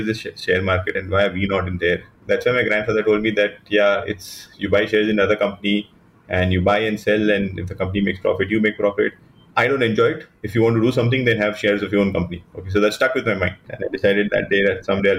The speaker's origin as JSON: {"language": "English", "town": "Mumbai", "region": "Maharashtra", "country": "India", "tie": "born or raised there", "said": "I grew up in Mumbai for the most part of my life. In fact, the first 22 years of my life, I was in Mumbai"}